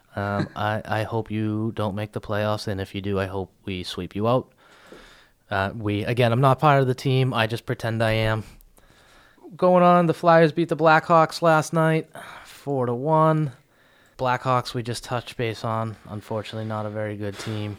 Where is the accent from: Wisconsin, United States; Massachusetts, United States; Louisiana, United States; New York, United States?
Massachusetts, United States; Boston; I'm from Boston